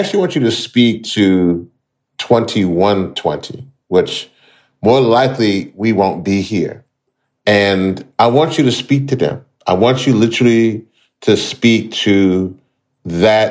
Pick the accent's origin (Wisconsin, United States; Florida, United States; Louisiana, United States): Louisiana, United States; my parents are from Trinidad. They came here to Louisiana, which is where I spent a good bit of my life and time. And so, you know, Louisiana is my home state